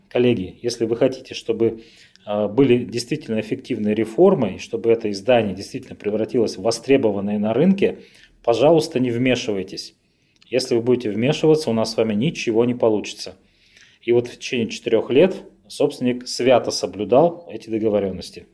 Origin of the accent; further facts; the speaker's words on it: Revda, Sverdlovsk Oblast, Russia; moved away as an adult; also born or lived in Khanty-Mansiysk; Я, на самом деле, родился в э, Ревде, это мой родной город